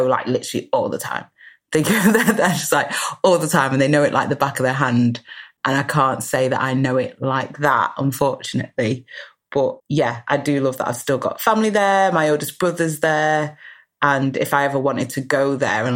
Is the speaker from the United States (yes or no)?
no; United Kingdom; also born or lived in Guyana (ancestry) / Manchester; I'm British